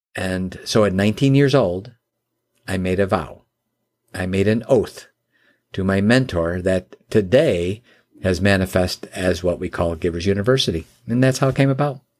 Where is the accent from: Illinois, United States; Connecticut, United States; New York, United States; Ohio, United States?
Illinois, United States; Chicago; now in Michigan, United States; I live in Michigan now, and, uh, I was born and raised in the Chicagoland area